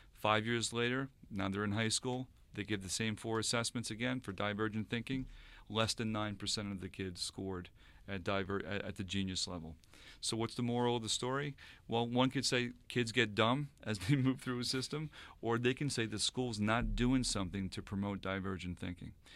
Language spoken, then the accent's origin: English; Sayville, New York, United States; from Sable, New York. Uh, lived in Sable for quite some time, grew up there